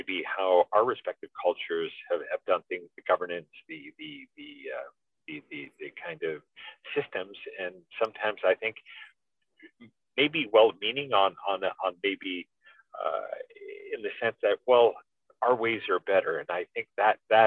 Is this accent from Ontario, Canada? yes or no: no; Vancouver, British Columbia, Canada; although born in Canada, raised in Canada, and respect that identity of being Canadian and British Columbian and being from Vancouver